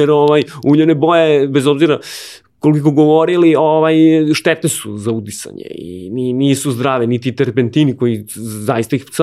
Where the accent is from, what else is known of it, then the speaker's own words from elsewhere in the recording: Aleksinac, Nišava District, Serbia; moved away as an adult; now in Belgrade, Serbia; ja sam iz Aleksinca, ja sam tu i započeo karijeru.